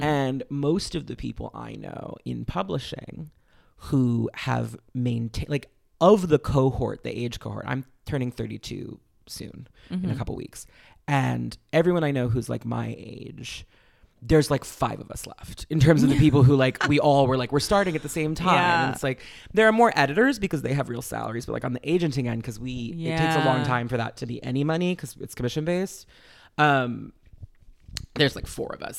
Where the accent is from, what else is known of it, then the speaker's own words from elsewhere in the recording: New York City, New York, United States; I was born in New York City